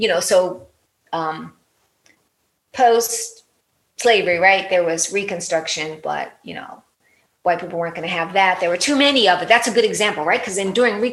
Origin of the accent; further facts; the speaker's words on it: Baltimore, Maryland, United States; because I grew up in the American system, you know, I was born in Baltimore